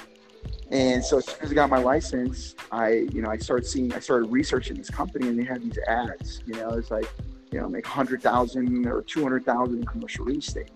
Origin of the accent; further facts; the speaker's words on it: Barquisimeto, Lara, Venezuela; now in United States; I lived with my grandparents in, it's called the Barquisimeto, Venezuela.